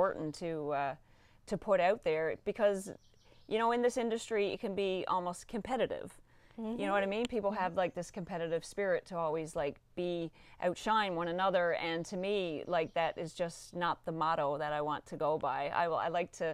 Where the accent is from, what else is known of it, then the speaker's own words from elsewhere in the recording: Newfoundland and Labrador, Canada; also born or lived in Nova Scotia; as a Newfoundlander